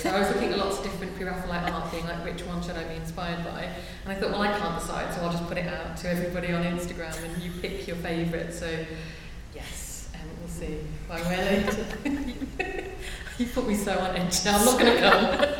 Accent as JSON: {"language": "English", "region": "England", "country": "United Kingdom", "said": "As an English person, I really can't take compliments."}